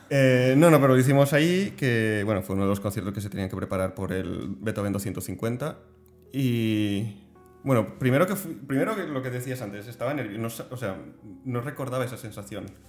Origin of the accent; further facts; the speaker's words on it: Spain; como español